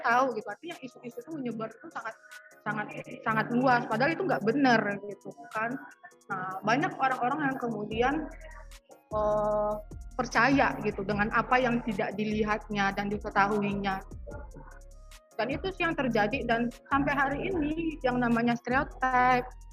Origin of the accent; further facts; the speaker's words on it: Padang, West Sumatra, Indonesia; kami tuh dari kota Padang